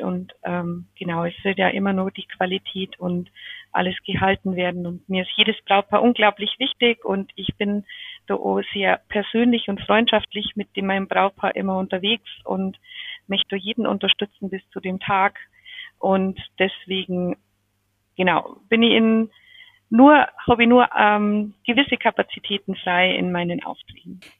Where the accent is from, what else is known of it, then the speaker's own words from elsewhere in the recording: Pöttmes, Bavaria, Germany; accent: Bavarian; mein bayerischer äh, Dialekt ist jetzt nicht so schlimm, weil im Hochdeutsch tue ich mir eher schwer. ich bin aus dem Raum Pöttmes, das ist bei, zwischen Eichach, Neuburg ähm, und Augsburg.